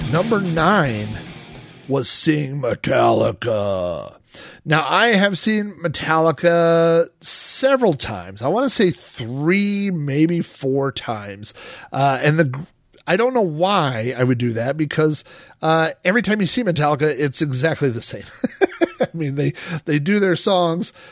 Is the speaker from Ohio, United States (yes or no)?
no; Oklahoma, United States; I was the guy from Oklahoma